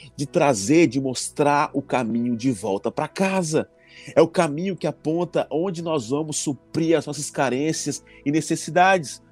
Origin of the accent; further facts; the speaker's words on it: Recife, Pernambuco, Brazil; also born or lived in Mato Grosso; eu nasci no Mato Grosso e com nove anos de idade, meu pai foi ser pastor aqui em Recife. E a gente se mudou pra cá